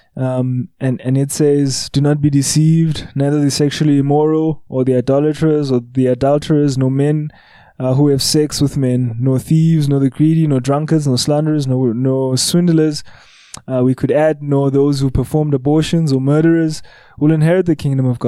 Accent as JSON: {"language": "English", "town": "Johannesburg", "region": "Gauteng", "country": "South Africa", "tie": "born or raised there", "said": "I grew up in Hillbro"}